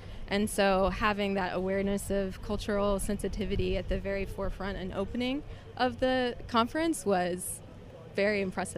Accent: Jackson, Mississippi, United States; I'm from Jackson, Mississippi in the Southeast U.S.

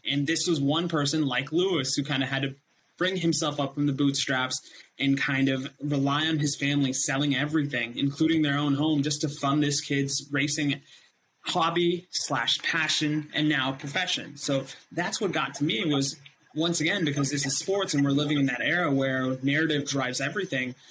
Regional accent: India; when I was raised in India

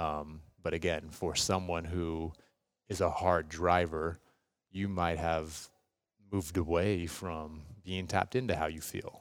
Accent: Seattle, Washington, United States; moved away as an adult; now in Los Angeles, United States; born and raised in West Seattle, Washington.

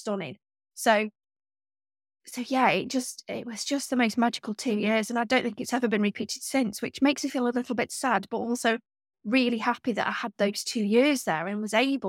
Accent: Stoke-on-Trent, West Midlands, United Kingdom; And I grew up in the Staffordshire Moorlands in a village, quite a big village. It wasn't, you know, really countrified, but we weren't near the city. And Stoke-on-Trent, where I grew up, is a really odd place anyway.

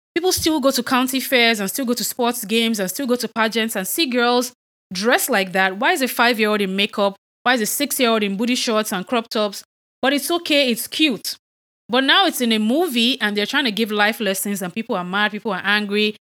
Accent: Nigeria; I'm Nigerian

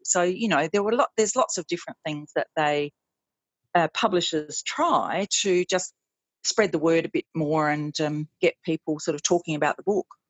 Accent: South Australia, Australia; moved away; my home uh, state is always very welcoming

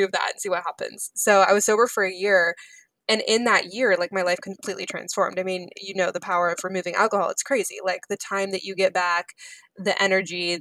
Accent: Seattle, Washington, United States; I'm from Seattle

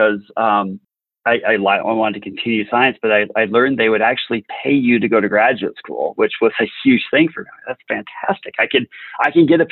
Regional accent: South Central South Dakota, United States; I grew up in South Central South Dakota, west of the river, so a real small

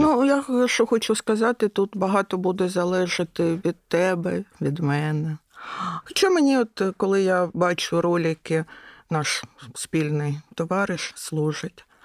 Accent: Kyiv, Ukraine; я киянка

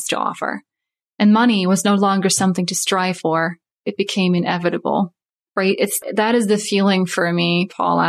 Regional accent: Netherlands; also born or lived in Saskatoon area, Saskatchewan, Canada; now in Saskatoon, Canada; I'm from Holland, so moved

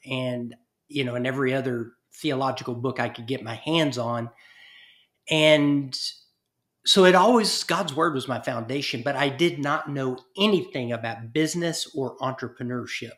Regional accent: East Texas, United States; my little small town that I grew up in East Texas

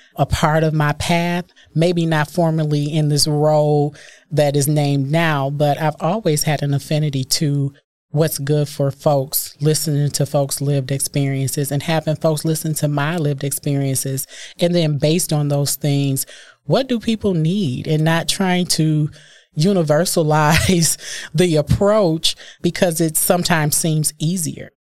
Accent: Milwaukee, Wisconsin, United States; I am born and raised in Milwaukee

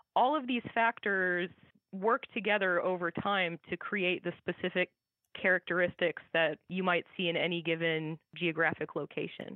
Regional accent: Iowa, United States; I grew up in Iowa

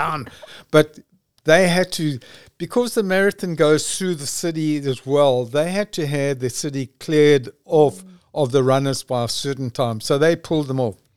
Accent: South Africa; I'm from South Africa.

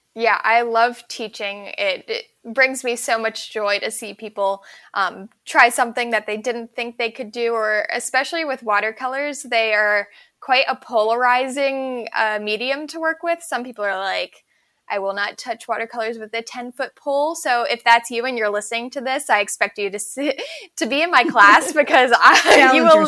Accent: Ellicott City, Maryland, United States; I grew up in Maryland in a place called Ellicott City on a tiny little farm.

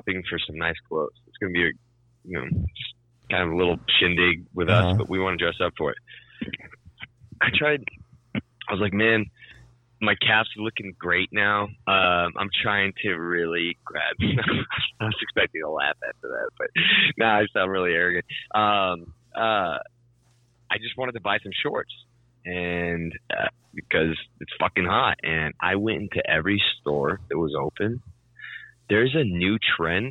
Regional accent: California, United States; I grew up in California

